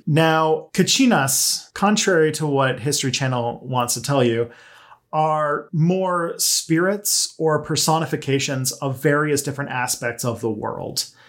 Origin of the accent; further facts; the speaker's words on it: Canada; I am a Canadian